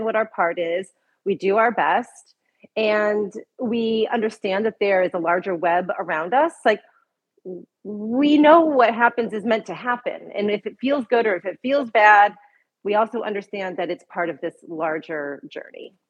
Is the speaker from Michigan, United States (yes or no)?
yes; Michigan, United States; I was born in Michigan, actually, in a small town outside of Detroit, not a fancy suburb of Detroit, just a little town in Michigan